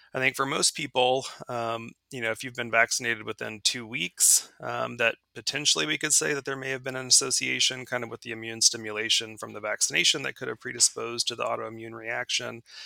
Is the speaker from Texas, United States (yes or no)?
yes; Dallas, Texas, United States; moved away as an adult; also born or lived in Indiana; now in Georgia, United States; I'm originally from Dallas, Texas